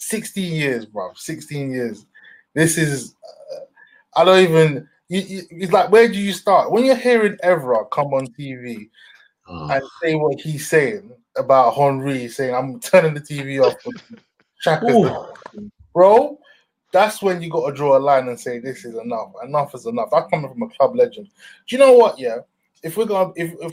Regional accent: London, United Kingdom; I grew up in London

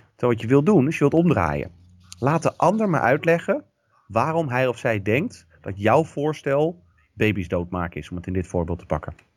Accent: Rotterdam, South Holland, Netherlands; ik kom uit Rotterdam.

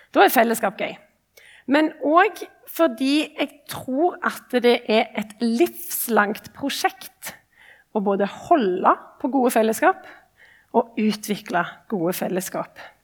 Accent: Ombo, Rogaland, Norway; moved away as an adult; now in Oslo, Norway; er kristen og kommer ifra liksom, Ombo

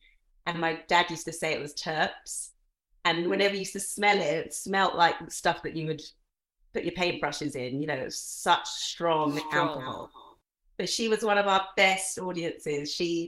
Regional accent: Nigeria; born there; I was born in Africa. So my dad is English. He always joked that he was just plain old Anglo-Saxon.

